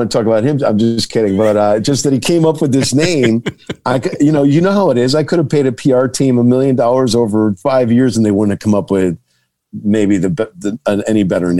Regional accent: Herkimer, New York, United States; moved away as an adult; And Herkimer is my hometown, was where I was born and raised.

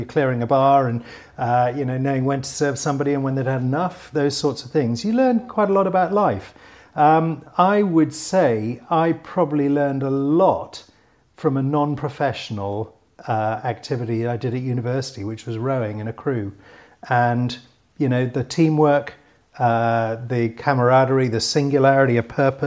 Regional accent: Newcastle upon Tyne, North East England, United Kingdom; I grew up in Newcastle in the 1970s and 80s

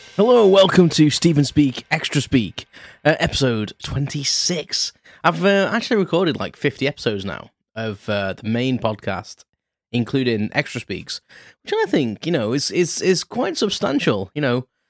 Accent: United Kingdom; being British

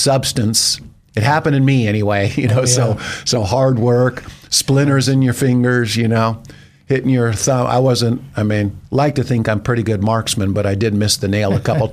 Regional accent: Bakersfield, California, United States; also born or lived in Novato, California; now in Idaho, United States; I was born in Bakersfield to great parents who were public educators

